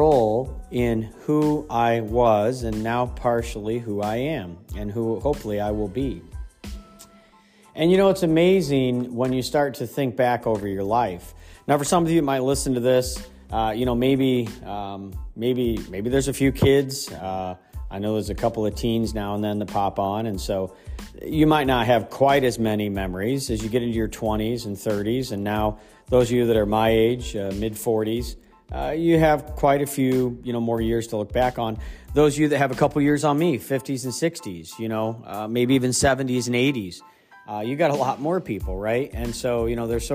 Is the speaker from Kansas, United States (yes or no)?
no; Ohio, United States; moved away; also born or lived in Pennsylvania; I grew up in Ohio, and in Pennsylvania